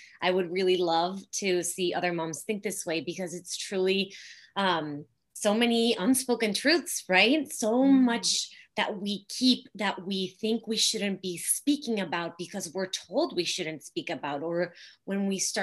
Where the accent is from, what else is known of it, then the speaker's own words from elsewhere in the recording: Mexico; moved away; I grew up in Mexico in a small city